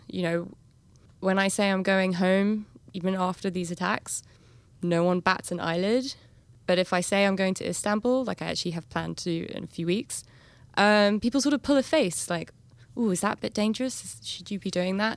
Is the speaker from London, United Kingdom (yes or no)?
yes; London, United Kingdom; moved away as an adult; I grew up in London